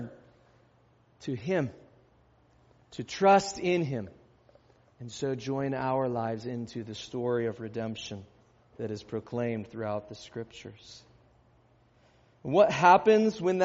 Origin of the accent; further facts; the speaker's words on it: United States; as American Christians